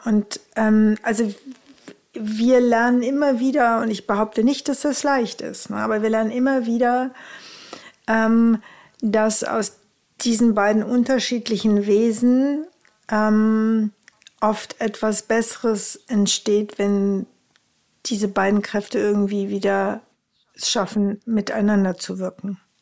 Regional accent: Rhineland, Germany; Bei uns im Rheinland sagt man Tröte fürs Fußballstadion

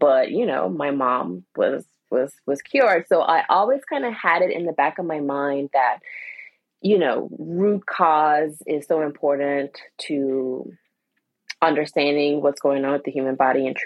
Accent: Anguilla; also born or lived in Washington DC area / Philadelphia; now in Wilmington, United States; I was born and raised in Anguilla

